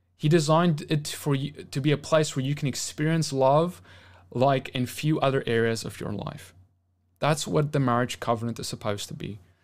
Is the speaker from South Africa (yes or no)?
yes; South Africa; now in United States; back in my home country